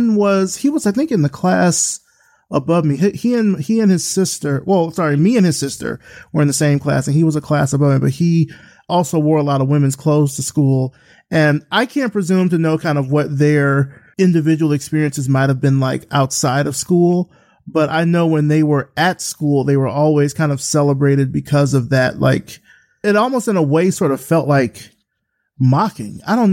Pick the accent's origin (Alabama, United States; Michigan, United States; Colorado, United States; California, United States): Alabama, United States; Selma; I grew up in a small town. I grew up in Selma, Alabama.